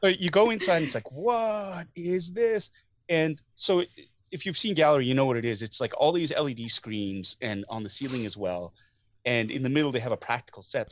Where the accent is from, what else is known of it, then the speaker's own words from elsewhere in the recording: Canada; as a Canadian